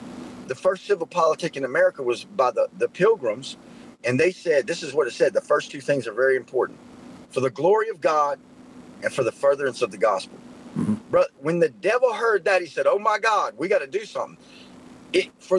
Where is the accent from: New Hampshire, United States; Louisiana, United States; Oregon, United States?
Louisiana, United States; Centerville; Centerville, Louisiana, where I'm from. I'm from Louisiana.